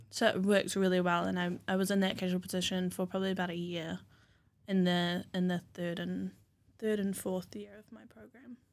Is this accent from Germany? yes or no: no; Raglan, Waikato, New Zealand; also born or lived in Ngāruawāhia / Hamilton; I grew up in Whangarua, out in Raglan